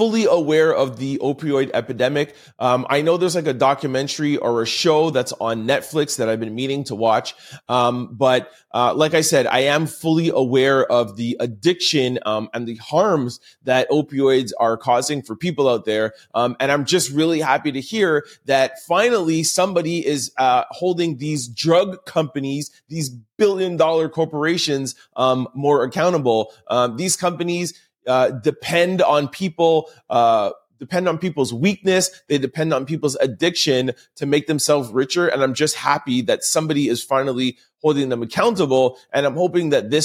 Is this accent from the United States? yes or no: no; Canada; I'm a Canadian